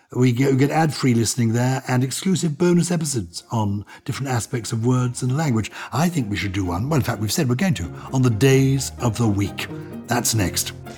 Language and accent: English; England, United Kingdom; accent: English; my English accent